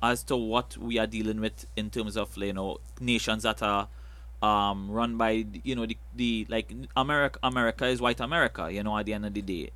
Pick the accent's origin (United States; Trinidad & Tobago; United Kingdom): Trinidad & Tobago; I love being a Trinidadian